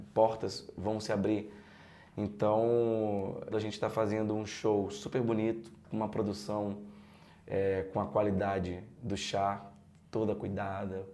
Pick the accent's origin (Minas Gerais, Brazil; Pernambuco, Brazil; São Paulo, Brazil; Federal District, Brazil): Pernambuco, Brazil; now in Rio de Janeiro, Brazil; eu sou pernambucano e vim para o Rio de Janeiro seguir minha carreira de ator